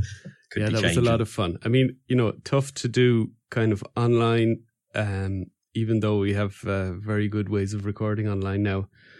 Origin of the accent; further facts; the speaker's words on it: Wales, United Kingdom; You know, I said, I'm from Wales.